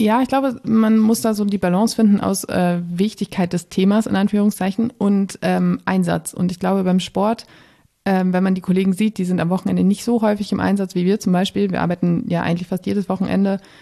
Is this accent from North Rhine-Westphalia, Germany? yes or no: yes; Münsterland, North Rhine-Westphalia, Germany; moved away as an adult; also born or lived in Bremen; now in Berlin, Germany; ich bin im Münsterland aufgewachsen, ähm, in einem ja, kleinen Städtchen, Dörfchen